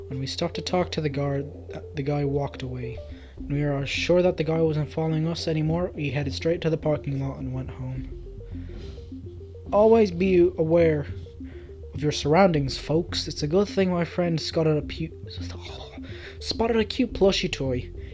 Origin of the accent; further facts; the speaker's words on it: Orlando, Florida, United States; I grew up in Orlando, Florida, and my dad was an alcoholic and a pedophile.